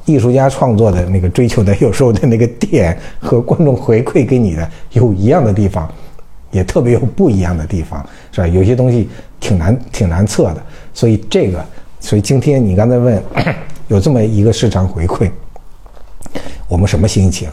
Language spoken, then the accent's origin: Chinese; China; 我就是个中国人